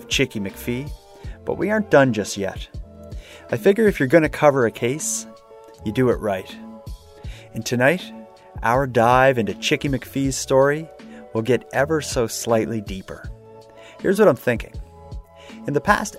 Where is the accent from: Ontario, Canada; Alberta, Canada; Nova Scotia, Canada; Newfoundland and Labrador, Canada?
Nova Scotia, Canada; Sydney; moved away as an adult; now in Halifax, Canada; I'm from Sydney, but I've been living in Halifax for probably 10 years now.